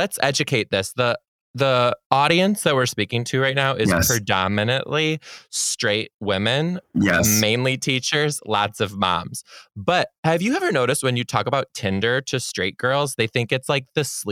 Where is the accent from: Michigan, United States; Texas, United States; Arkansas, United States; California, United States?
Michigan, United States; Detroit; I'm from the Detroit area